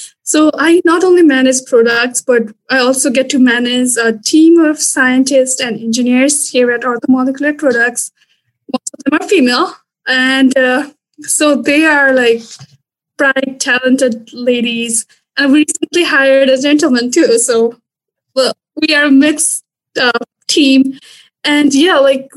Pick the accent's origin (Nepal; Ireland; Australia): Nepal; moved away as an adult; also born or lived in Louisiana, United States; now in Stevens Point, United States; I'm originally from Nepal